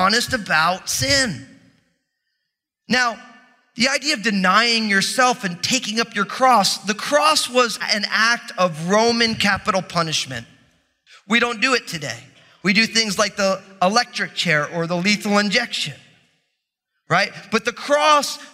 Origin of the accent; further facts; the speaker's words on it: New Jersey, United States; I'm from New Jersey